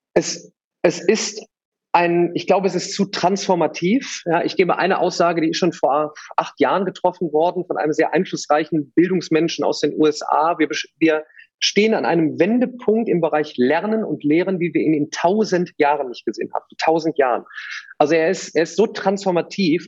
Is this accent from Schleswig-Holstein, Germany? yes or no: no; Remscheid, Solingen, Wuppertal area, North Rhine-Westphalia, Germany; Ich komme aus Remscheid, Solingen, Wuppertal, die Ecke